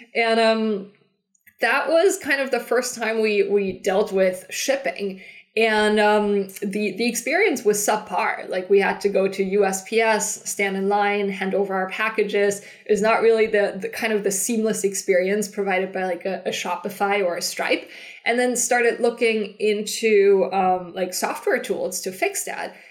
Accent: Germany; moved away as an adult; also born or lived in Switzerland / San Francisco; I'm originally from Germany

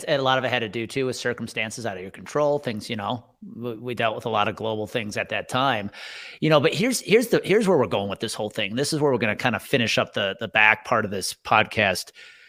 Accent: Wisconsin, United States; I grew up 30 miles outside of Milwaukee.

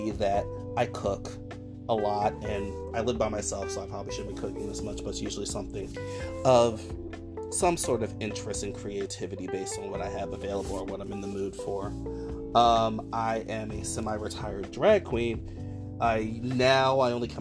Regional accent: Newark, New Jersey, United States; also born or lived in Washington Heights, Manhattan, New York; now in New York, United States; I'm originally from Newark, New Jersey

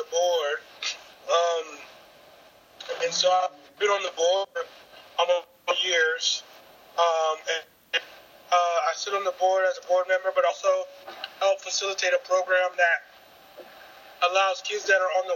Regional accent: Jacksonville, Florida, United States; I grew up in Jacksonville, Florida

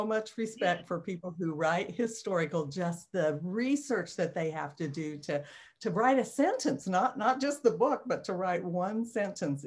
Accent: Kansas, United States; moved away as an adult; now in Missouri, United States; I always want to say I'm from Kansas

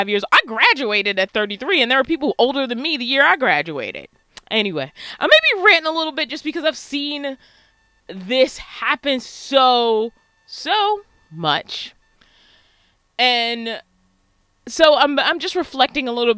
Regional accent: Baltimore, Maryland, United States; I was born and raised in Baltimore, Maryland

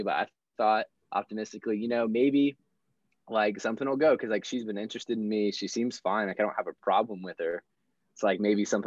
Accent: Florida, United States; moved away; I'm from Florida originally

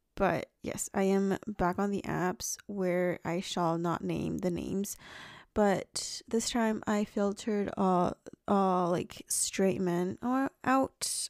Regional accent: China; moved away; I ate a lot of, like, fruit growing up in China

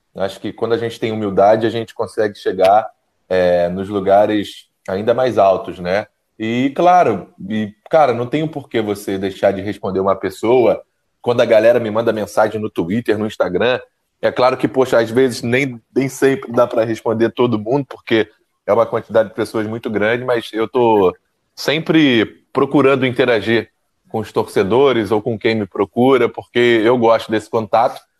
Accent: Rio de Janeiro, Brazil; aqui no Rio, lá no Gogó da M, Belfort onde eu nasci, sou nascido e criado

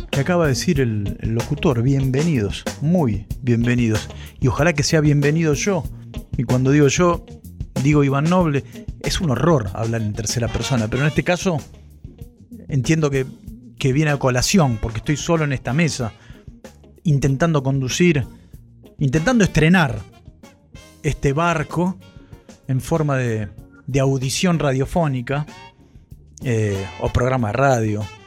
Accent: Ituzaingó, Buenos Aires Province, Argentina; yo sé que esto lo hacemos desde Ituzaingó y es mi pueblo natal, es mi ciudad natal

